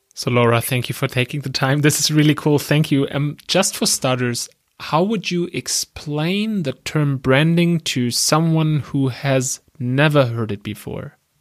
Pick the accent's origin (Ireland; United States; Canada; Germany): Germany; accent: German; English is a second language; I'm from Germany, as you can tell by my accent.